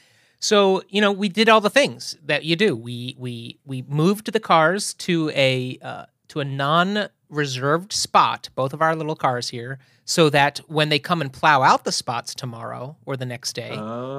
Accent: East Coast, United States; I think it goes back to growing up on the East Coast

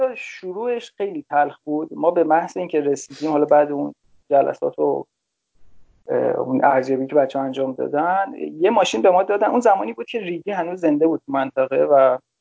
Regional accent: Damavand, Tehran Province, Iran; من تهران متولد شدم ولی به خاطر کار پدرم رفتیم شهرستان دماوند

